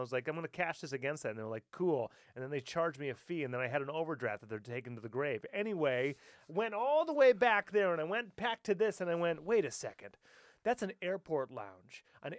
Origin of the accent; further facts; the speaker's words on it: United States; I'm American.